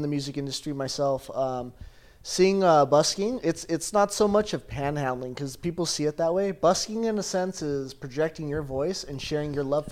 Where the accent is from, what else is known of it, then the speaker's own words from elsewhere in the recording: Ventura, California, United States; I'm a local from Ventura